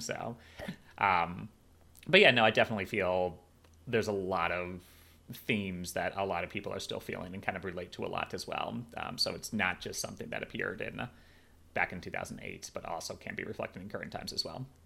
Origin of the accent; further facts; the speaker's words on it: Chicago, Illinois, United States; moved away; my hometown of Chicago